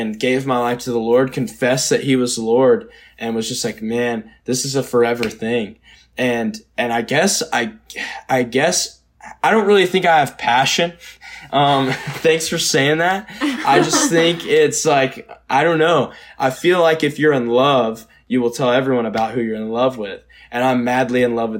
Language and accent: English; Georgia, United States; I grew up in Georgia. I grew up in the Bible Belt